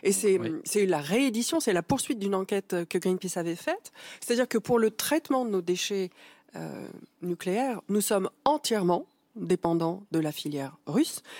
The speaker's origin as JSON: {"language": "French", "country": "France", "said": "en tant que Français et en tant qu'État"}